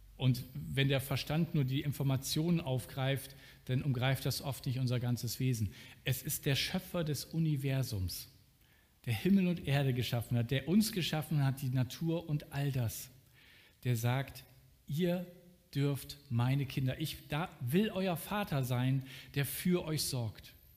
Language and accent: German; Germany; als Deutscher